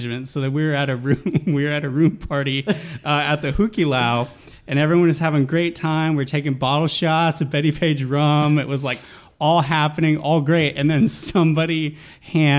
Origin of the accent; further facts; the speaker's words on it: Stockton, California, United States; I grew up in Northern California. So I grew up in a town called Stockton